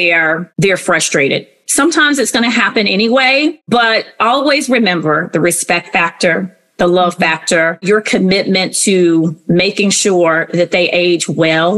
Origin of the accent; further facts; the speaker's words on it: the South, United States; now in Columbus, United States; I was raised in the South, so I have this whole value system, not that others don't who were born in different parts of the United States, but I was born in the South.